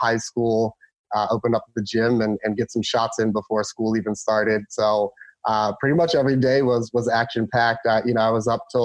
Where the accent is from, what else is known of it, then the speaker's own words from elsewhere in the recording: Pomfret, Maryland, United States; now in San Diego, United States; So originally, I'm from Maryland, and a little small town called Pomfret in Charles County. Grew up there